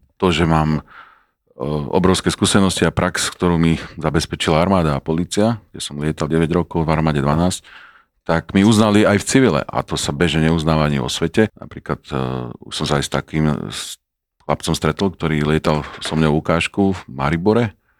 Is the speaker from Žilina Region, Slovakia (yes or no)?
yes; Žilina, Žilina Region, Slovakia; ale v Žiline, keďže som bol Žilinčan